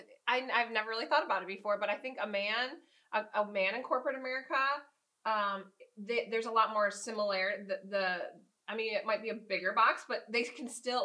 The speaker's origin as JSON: {"language": "English", "region": "the North", "country": "United States", "moved": "yes", "lives_now": "the South, United States", "said": "I'm from the North and I'm living in the South now."}